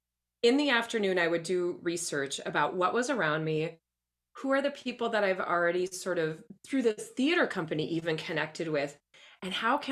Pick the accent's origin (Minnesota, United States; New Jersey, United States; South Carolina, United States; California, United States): Minnesota, United States; Minneapolis; now in Sacramento, United States; I'm from Minneapolis originally, adored this theater company.